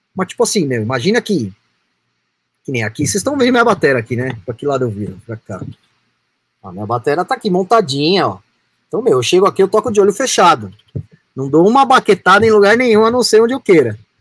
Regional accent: Brazil; eu sou brasileiro

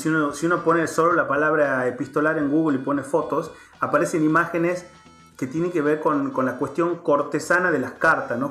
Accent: Tucumán, Argentina; moved away; yo soy tucumano

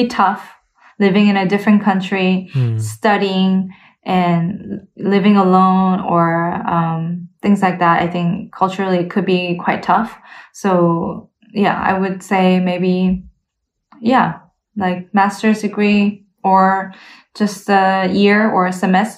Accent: Canada; moved away as an adult; also born or lived in South Korea / United States / Leipzig, Germany; now in Berlin, Germany; I grew up in both in Korea and Canada, but, so, I grew up in a very small town in Canada

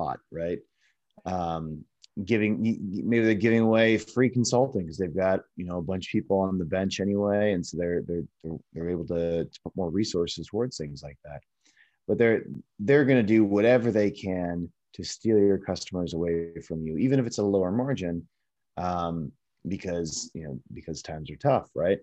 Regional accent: Chicago, Illinois, United States; now in Los Angeles, United States; I'm from Chicago originally, and now I live in Los Angeles

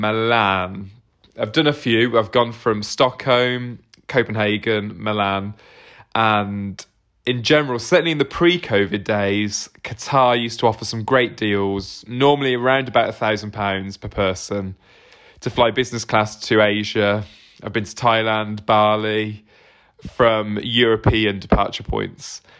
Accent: Southampton, South East England, United Kingdom; I'm not from London. I'm from Southampton, but near enough

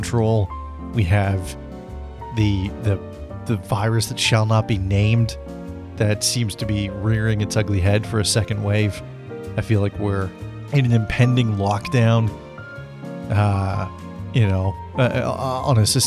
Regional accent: British Columbia, Canada; living back in my hometown, or my home province, at least, of British Columbia

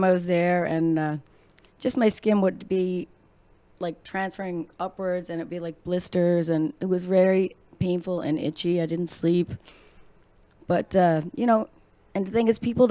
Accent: Newfoundland and Labrador, Canada; moved away; I'm from Newfoundland.

